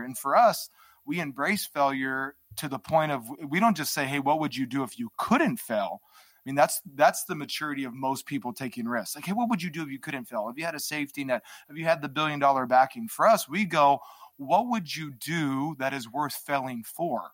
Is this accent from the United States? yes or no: yes; Hawaii, United States; I grew up in an environment in Hawaii.